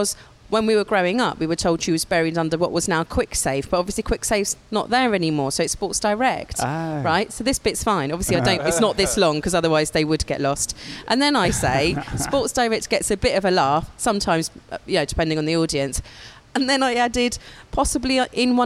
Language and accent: English; Gravesend, South East England, United Kingdom; I'm from Gravesend.